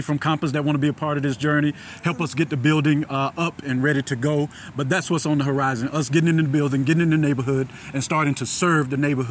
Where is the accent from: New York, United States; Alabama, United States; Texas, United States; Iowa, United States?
Alabama, United States; Selma; I grew up in Selma, Alabama, raised by my grandmother